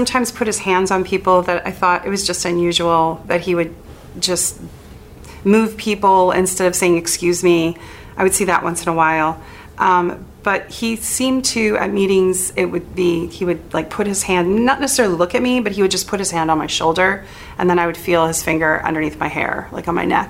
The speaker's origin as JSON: {"language": "English", "region": "Wisconsin", "country": "United States", "tie": "born or raised there", "also_born_or_lived": "Monterey, United States / Athens, United States", "said": "I was born in Monterey, California, and I grew up on a farm in Wisconsin, lived in about 80 acres."}